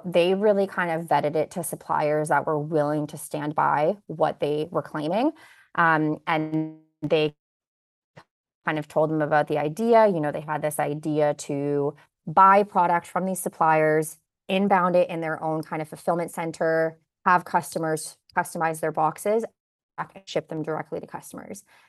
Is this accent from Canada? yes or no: yes; Kitchener, Ontario, Canada; born or raised there; also born or lived in Bosnia / Waterloo